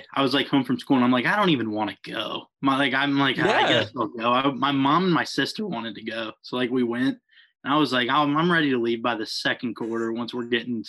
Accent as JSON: {"language": "English", "town": "Cincinnati", "region": "Ohio", "country": "United States", "tie": "born or raised there", "said": "I'm born and raised in Cincinnati. So kind of grew up Cincinnati sports fan."}